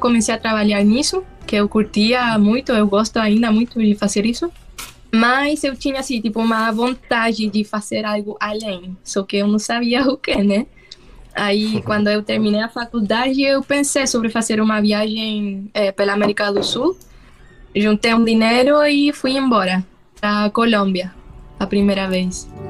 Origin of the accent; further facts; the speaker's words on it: Santiago, Santiago Metropolitan Region, Chile; Portuguese is a second language; moved away as an adult; eu sou chilena, para quem não sabe. Eu é, morei quase toda a minha vida em Santiago, na capital